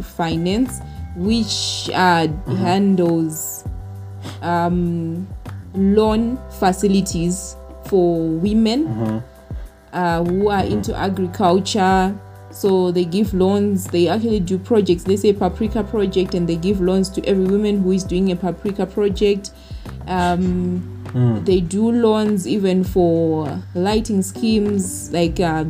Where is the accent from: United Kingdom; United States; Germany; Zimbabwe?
Zimbabwe; Uzumba Maramba Pfungwe, Mashonaland East; I come from Uzumba, Maramba Fungwe, from a village called Mango Village, which is located close to Uzumba High School